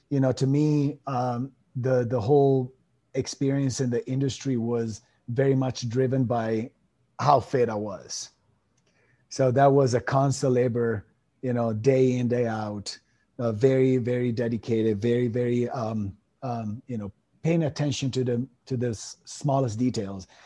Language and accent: English; Italy; moved away as an adult; also born or lived in Miami; now in United States; I come from Italy. I was born and raised over there. I came to the states in 2007